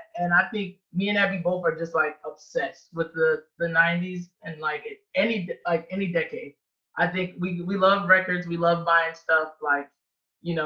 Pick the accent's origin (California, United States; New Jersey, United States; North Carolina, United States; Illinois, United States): Illinois, United States; Chicago; I grew up in like Beverly area.